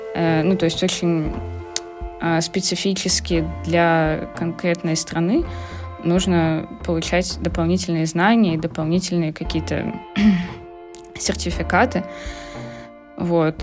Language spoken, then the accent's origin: Russian; Khabarovsk, Khabarovsk Krai, Russia; moved away as an adult; also born or lived in Saint Petersburg, Russia; now in Netherlands; Я переехала в Питер. Из Хабаровска училась я в Хабаровске. Это на Дальнем Востоке